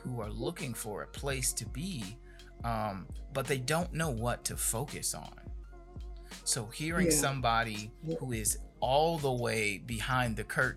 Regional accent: Gary, Indiana, United States; coming from where I'm from Gary, Indiana

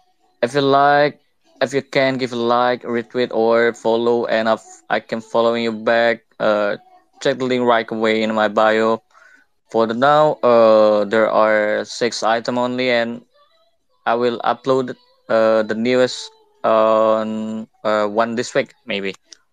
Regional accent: Indonesia; English is a second language; Yeah, I'm from Indonesia. I'm a graphic designer, and I'm studying about NFT.

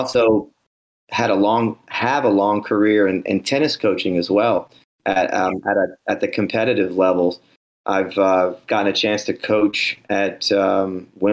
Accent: New Orleans, Louisiana, United States; I grew up in New Orleans, Louisiana

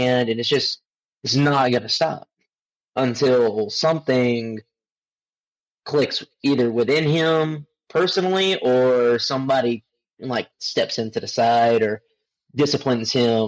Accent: Pelzer, South Carolina, United States; I'm born and raised in Pelzer

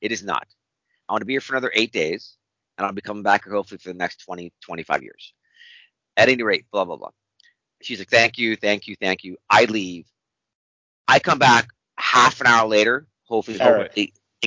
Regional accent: Wisconsin, United States; I'm just somebody from Wisconsin

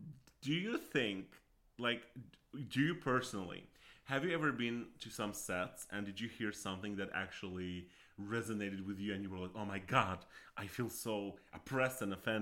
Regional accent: Azerbaijan; when I was born in Azerbaijan

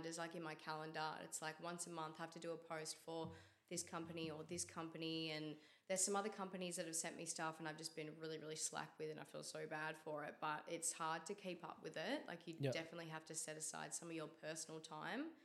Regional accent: Mount Eliza, Victoria, Australia; now in Mornington, Australia; I grew up in Mount Eliza and I've lived there my whole life until a couple of years ago when I moved to Mornington with my partner

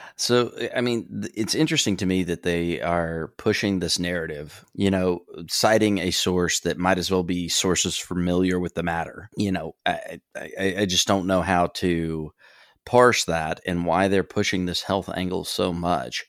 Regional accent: Gulf Coast, United States; growing up on the Gulf Coast

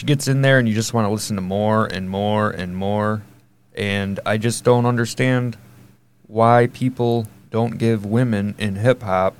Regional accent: Alpena, Michigan, United States; I am from Alpena, Michigan as well.

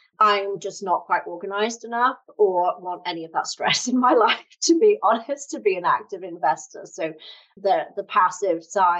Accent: United Kingdom; moved away as an adult; now in United States; as you can tell from my funny accent, I'm from the UK originally, but I've lived in the US for 13 years.

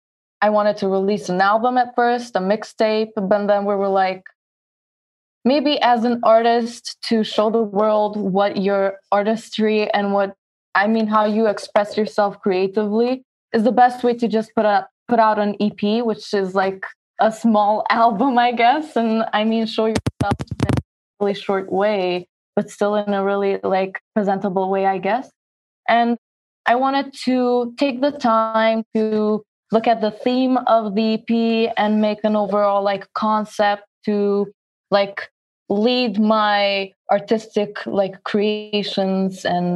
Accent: Queens, New York, United States; Since I was born in New York, I lived my life, I mean, not most of my life, but I've lived in Queens

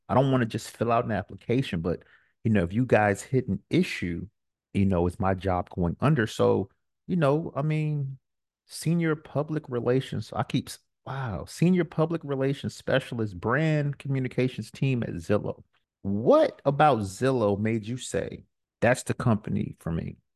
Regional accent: New York, United States; I'm from New York

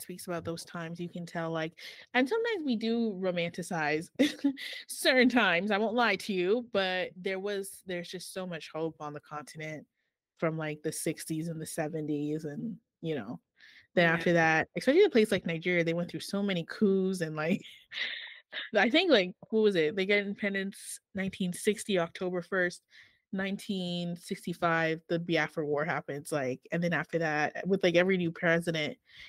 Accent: Canada; Me, on the other hand, I'm Canadian. No, I consider myself Cameroon, but it's different.

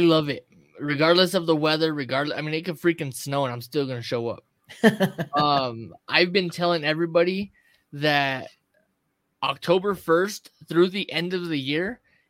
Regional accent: Mountainair, New Mexico, United States; I am from Mountain Air.

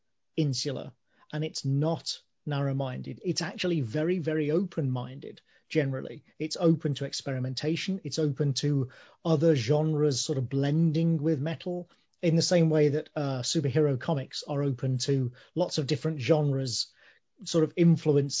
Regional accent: a small town outside Birmingham, West Midlands, United Kingdom; I was born in Birmingham, but I grew up in a small town outside Birmingham

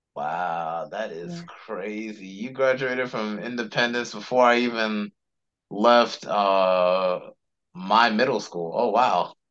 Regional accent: Charlotte, North Carolina, United States; I was actually born and raised in Charlotte too

